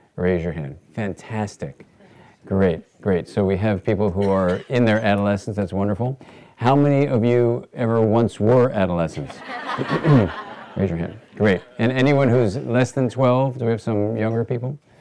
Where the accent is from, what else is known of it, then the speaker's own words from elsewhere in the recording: Los Angeles, California, United States; I grew up actually in Los Angeles